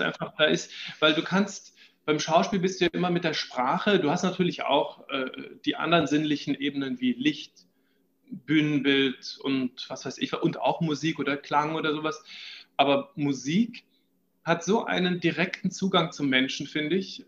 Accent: Düsseldorf, North Rhine-Westphalia, Germany; moved away as an adult; now in Vienna, Austria; ich bin in Düsseldorf geboren

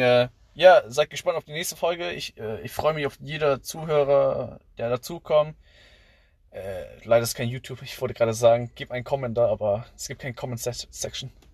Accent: Southern Vietnam, Vietnam; now in Germany; Ich komme ja aus dem Süden

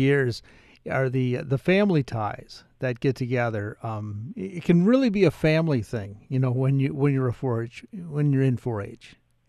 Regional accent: Minneapolis, Minnesota, United States; Growing up in Southwest Minneapolis.

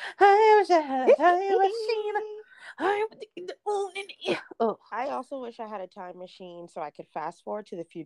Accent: South Carolina, United States; I'm born and raised in South Carolina

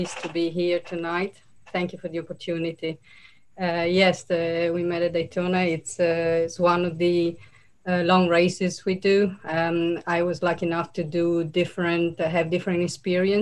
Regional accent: Italy; moved away; I was born and raised in Italy

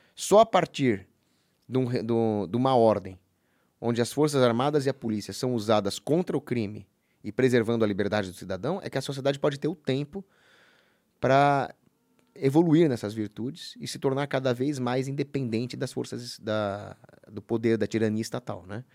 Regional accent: Brazil; Eu sou brasileiro

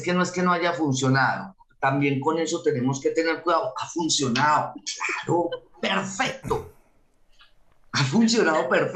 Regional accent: Antioquia, Colombia; yo soy antioqueña

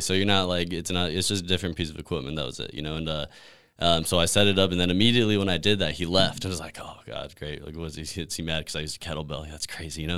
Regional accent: New Mexico, United States; moved away as an adult; also born or lived in Denver, Colorado; now in California, United States; I grew up in New Mexico

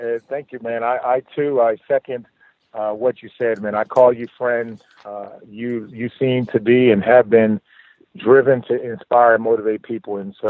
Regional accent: Camden, New Jersey, United States; me growing up in Camden, New Jersey. I grew up one of five kids. My mom, you know, we lived in very humble beginnings.

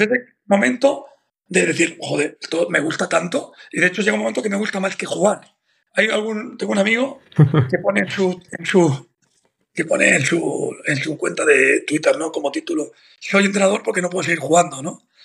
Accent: Madrid, Community of Madrid, Spain; Yo soy de Maristas, hmm. de aquí de Madrid

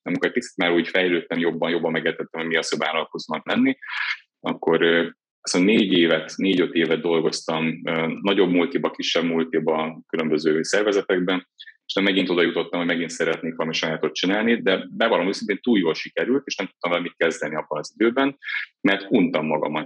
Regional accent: Miskolc, Borsod-Abaúj-Zemplén, Hungary; Miskolcon születtem, egy kicsi lakásban, édesapámmal, édesanyámmal laktam együtt bátyámmal

